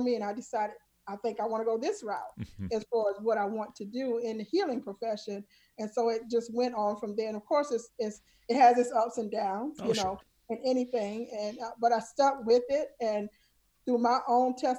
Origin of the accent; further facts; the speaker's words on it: South Carolina, United States; I grew up in the South, small town, South Carolina.